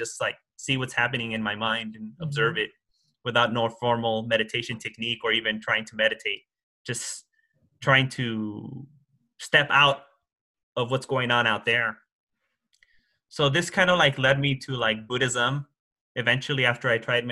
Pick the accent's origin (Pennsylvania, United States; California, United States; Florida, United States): California, United States; Los Angeles; I grew up in Hollywood and I went to Hollywood High School